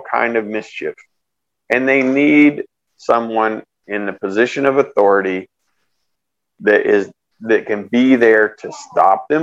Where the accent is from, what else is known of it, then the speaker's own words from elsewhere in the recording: Austin, Texas, United States; moved away; also born or lived in San Antonio, Texas / California; I grew up mostly around Austin